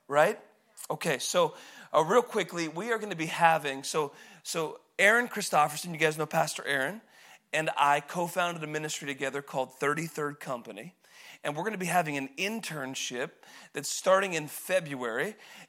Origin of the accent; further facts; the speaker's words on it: Woodland, Washington, United States; So I grew up in Woodland. I was supposed to be here.